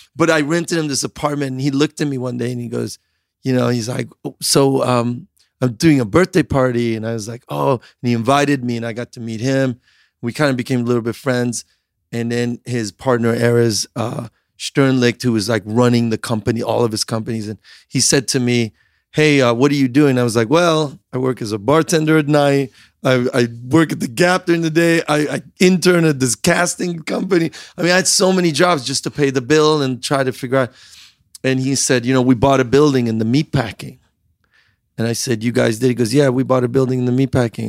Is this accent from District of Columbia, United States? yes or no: no; Chicago, Illinois, United States; also born or lived in Iran / England / Switzerland / New York City; when we were growing up in the Midwest, Chicago